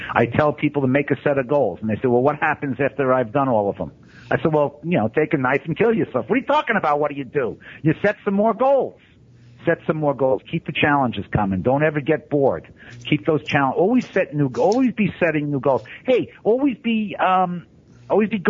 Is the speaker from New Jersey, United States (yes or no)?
no; New York City, New York, United States; I grew up in Brooklyn